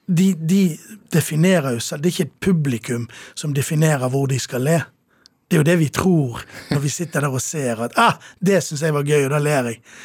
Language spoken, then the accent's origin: Norwegian; Sotra, Vestland, Norway; also born or lived in Bergen; now in Oslo, Norway; Da kjøpte mine foreldre hus, bygget hus, på den ganske store øyen